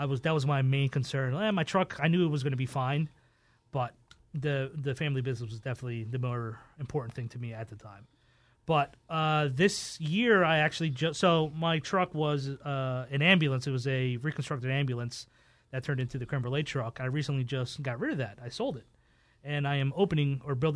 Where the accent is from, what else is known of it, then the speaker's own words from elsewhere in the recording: Philadelphia, Pennsylvania, United States; I grew up in North Philadelphia